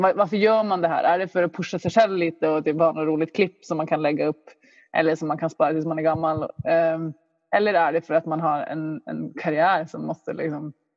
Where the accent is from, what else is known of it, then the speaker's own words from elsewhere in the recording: Luleå, Norrbotten County, Sweden; jag växte upp i Luleå